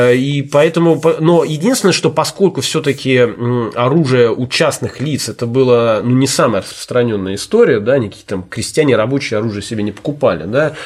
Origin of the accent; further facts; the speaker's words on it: Saint Petersburg, Russia; Я же петербуржец